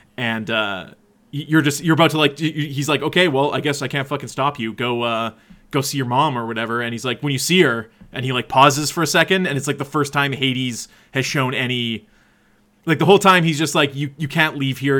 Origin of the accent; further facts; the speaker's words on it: Canada; we're from Canada